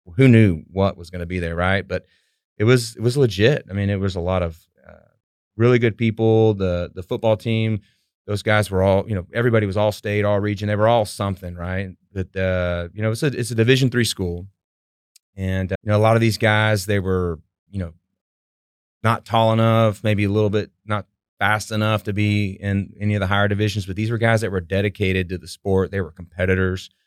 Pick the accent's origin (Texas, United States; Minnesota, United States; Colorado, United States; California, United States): Texas, United States; Houston; also born or lived in Abilene, Texas; So I grew up in Southwest Houston, in Sta-, the Stafford Sugarland area